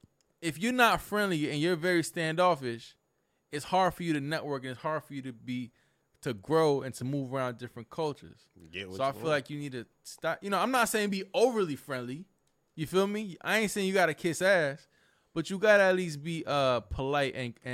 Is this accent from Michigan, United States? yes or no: no; Fort Myers, Florida, United States; growing up in Fort Myers, I always heard a phrase, and it stuck with me, and it molded me to the man that I am today.